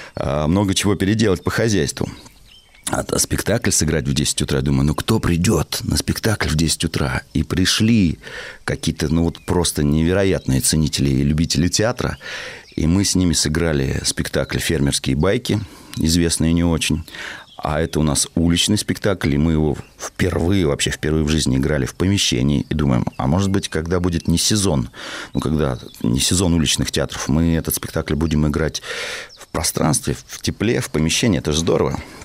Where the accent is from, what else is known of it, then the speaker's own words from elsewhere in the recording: Russia; also born or lived in Moscow; я хоть родился в городе, в Москве, но большую часть своей юности я провел в деревне, занимаясь фермерским хозяйством вместе с своими родителями